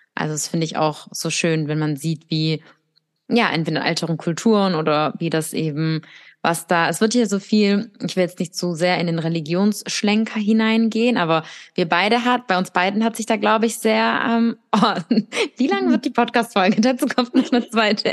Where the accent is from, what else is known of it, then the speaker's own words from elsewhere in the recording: Russia; moved away; bei uns in Russland